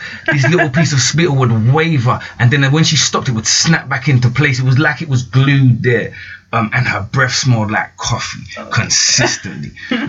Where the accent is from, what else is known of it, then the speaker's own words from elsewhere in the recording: London, United Kingdom; I'm from South London, like originally